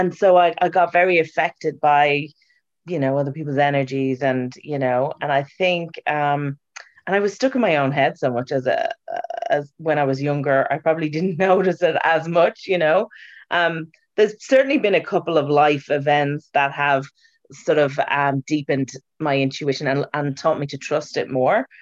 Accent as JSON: {"language": "English", "country": "Ireland", "said": "As an Irish person"}